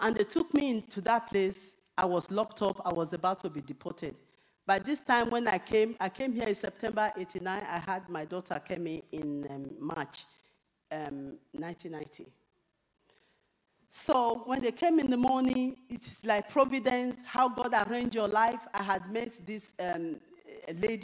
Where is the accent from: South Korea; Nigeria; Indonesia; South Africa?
Nigeria; now in United Kingdom; even as a Nigerian